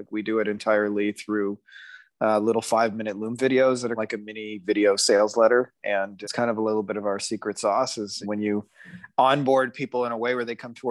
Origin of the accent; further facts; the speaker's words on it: Windsor, Ontario, Canada; in my hometown of Windsor, Ontario, Canada